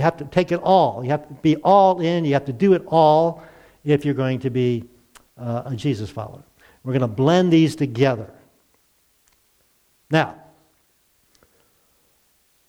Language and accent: English; Glen Burnie, Maryland, United States; I grew up in Glen Burnie